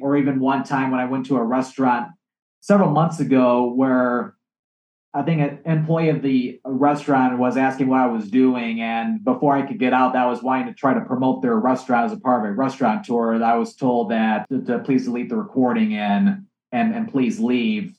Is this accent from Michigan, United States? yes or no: yes; Michigan, United States; my home state of Michigan